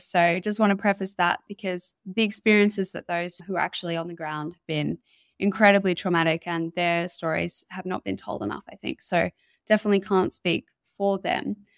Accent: Mullumbimby, New South Wales, Australia; moved away; I grew up in Mullumbimby, and that's where, uh, my parents still live

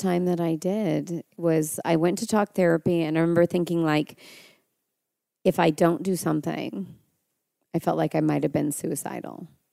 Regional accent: Mendocino, California, United States; I grew up there

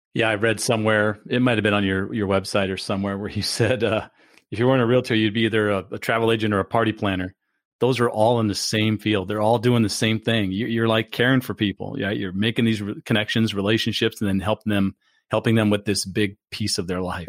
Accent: California, United States; now in Florida, United States; growing up in California

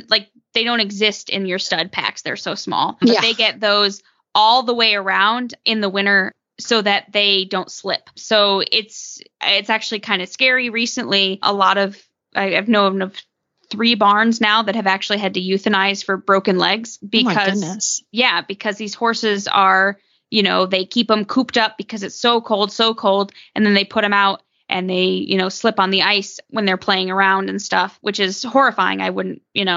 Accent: Northeast, United States; growing up in the Northeast, where, like Jess said, where the ground is more clay-like

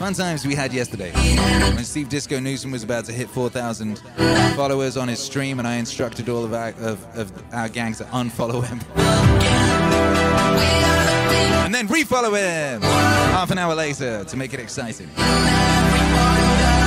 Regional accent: Wales, United Kingdom; I grew up in Wales

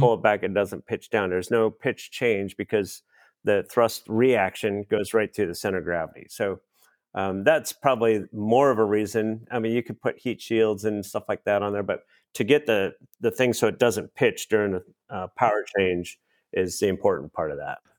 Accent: Minnesota, United States; I grew up in Minnesota, so Oshkosh was just next door

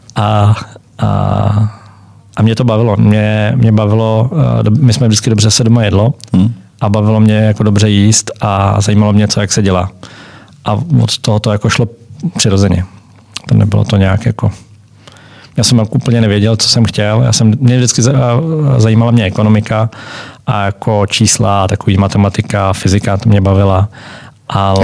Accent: Czechia; also born or lived in Germany / Switzerland; jsme tam jako Češi

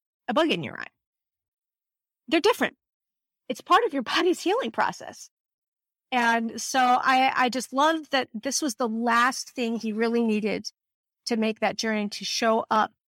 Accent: Northern Virginia, United States; now in California, United States; I'm from Northern Virginia and I'm in California

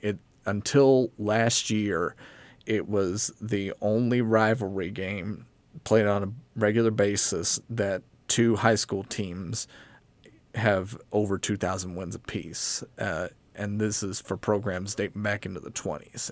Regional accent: Abingdon, Virginia, United States; moved away as an adult; now in Johnson City, United States; born and raised here in Abingdon

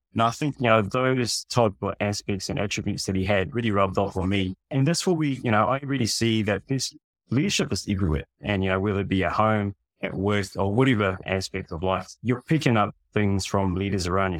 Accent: New Zealand; also born or lived in Fiji; I was born in Fiji Islands. I've been raised in, in New Zealand

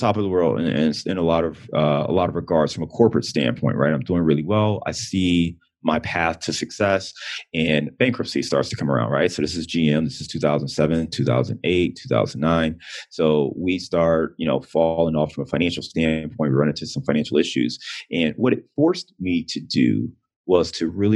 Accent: Cleveland, Ohio, United States; moved away as an adult; also born or lived in Detroit / Chicago; now in Cincinnati, United States; Cleveland is, I'm born and raised in Cleveland. I live in Cincinnati, but Cleveland is where my heart is.

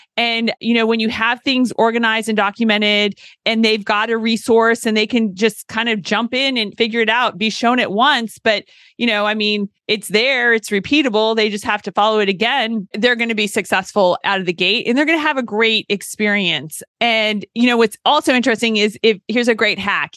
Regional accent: California, United States; moved away as an adult; also born or lived in Tennessee; I was a California girl who went to college at Vanderbilt during a time many moons ago when no one was going from California

